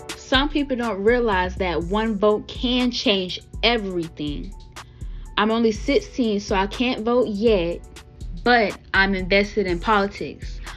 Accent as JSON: {"language": "English", "town": "Wilmington", "region": "North Carolina", "country": "United States", "said": "I'm from Wilmington, North Carolina"}